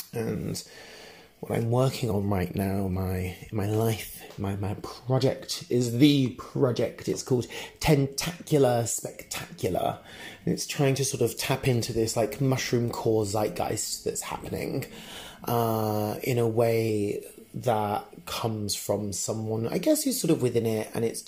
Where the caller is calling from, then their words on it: Berlin, Germany; I'm calling you from Berlin.